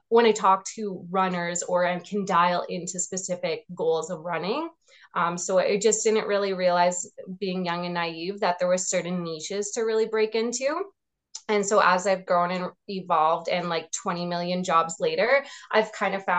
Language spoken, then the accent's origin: English; Regina, Saskatchewan, Canada; also born or lived in Calgary / Edmonton; When I came back from Calgary, I lived in Regina again